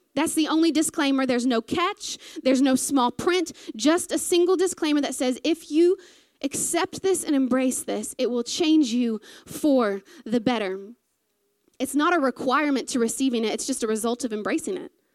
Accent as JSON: {"language": "English", "region": "American South", "country": "United States", "accent": "southern", "moved": "as an adult", "lives_now": "New Zealand", "said": "sometimes when I get nervous is when I go real southern"}